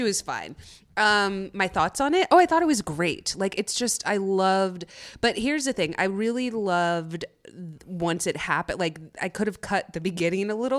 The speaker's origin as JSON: {"language": "English", "town": "Frisco", "region": "Texas", "country": "United States", "tie": "born or raised there", "said": "I'm from Frisco, Texas. So I say, or that's where I went to school."}